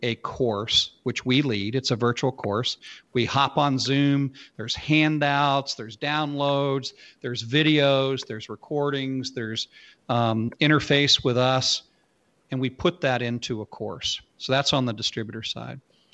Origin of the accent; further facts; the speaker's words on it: Arkansas, United States; I'm from Arkansas